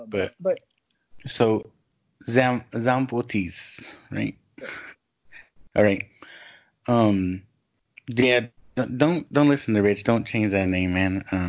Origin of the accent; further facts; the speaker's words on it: California, United States; born there; Like I said, I was born in California, but I'll defend San Antonio till I die, you know?